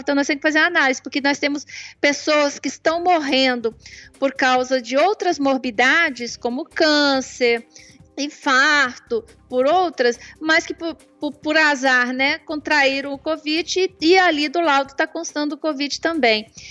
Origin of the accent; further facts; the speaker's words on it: Santa Catarina, Brazil; moved away as an adult; also born or lived in Petrópolis, Rio de Janeiro; now in Ipatinga, Brazil; na realidade eu nasci em Petrópolis, Rio de Janeiro, mas passei boa parte da minha vida em Santa Catarina, mais ou menos dos 7 aos 21 anos de idade